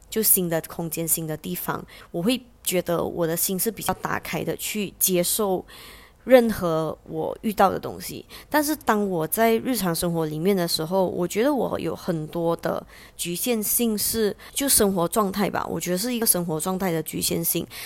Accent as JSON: {"language": "Chinese", "country": "Malaysia", "said": "我是马来西亚人"}